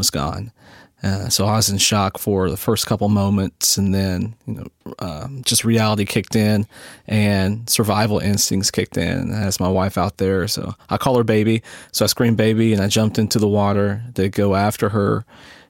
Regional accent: Ironton, Ohio, United States; moved away as an adult; also born or lived in Huntington, West Virginia; now in North Carolina, United States; I'm from a little town in southeast Ohio called Ironton

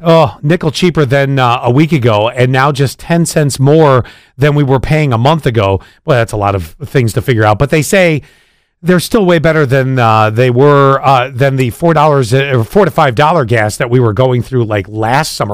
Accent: Buffalo, New York, United States; I grew up in Buffalo

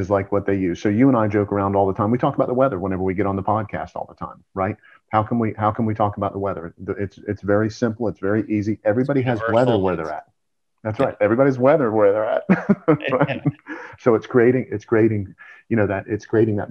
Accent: Georgia, United States; I'm from Georgia

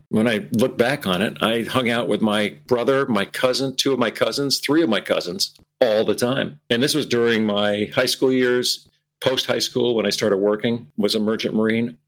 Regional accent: Burlington, Vermont, United States; moved away; my entire formative years growing up in the Burlington area

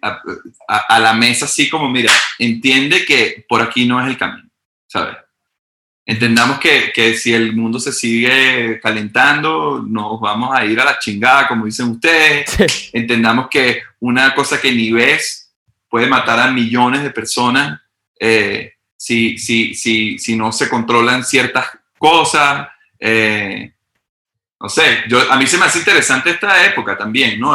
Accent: Venezuela; moved away; Yo vengo de Venezuela, un país extremadamente, o sea, súper bizarro.

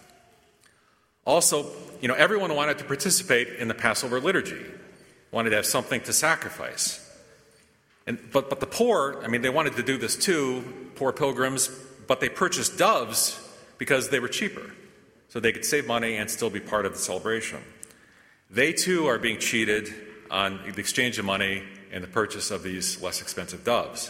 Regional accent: United States; as American Catholics

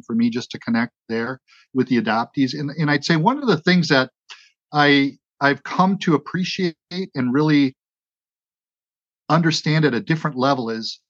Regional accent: Wauwatosa, Wisconsin, United States; I was raised in Wauwatosa, Wisconsin. It's a suburban Milwaukee community just to the west

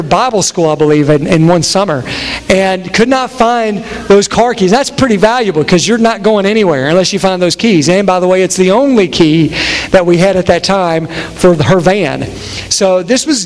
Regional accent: Harlan County, Kentucky, United States; now in Cincinnati area, United States; I'm from Harlan County, where mullets are still alive and well

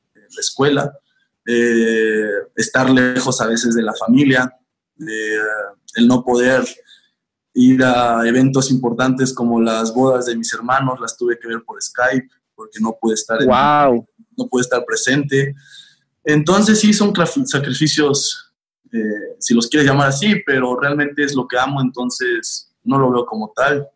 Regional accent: Mexico City, Mexico; yo soy de la Ciudad de México

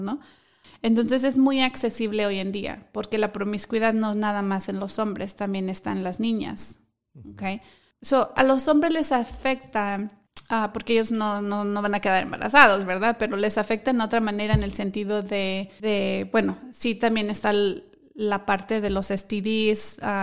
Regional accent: Mexico; moved away; mi país, que es México

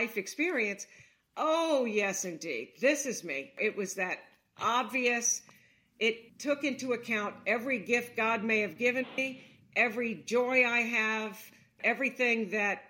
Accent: Baton Rouge, Louisiana, United States; moved away as an adult; also born or lived in New York City / Staten Island / Miami, Florida; now in Cincinnati, United States; I grew up down there

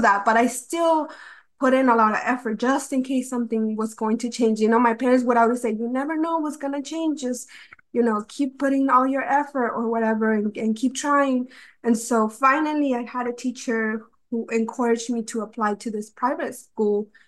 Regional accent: North Carolina, United States; also born or lived in Mexico City, Mexico; basically have grown up in North Carolina my whole life.

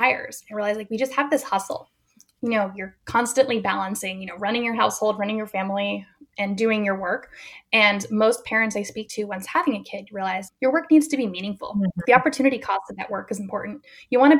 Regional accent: New England, United States; now in Berkeley, United States; I grew up in New England, so I'm still connected there as a sports fan

